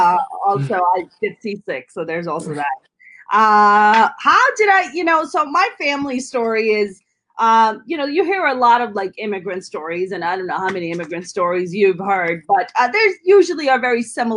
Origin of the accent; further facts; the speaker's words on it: Jersey City, New Jersey, United States; I grew up in Jersey City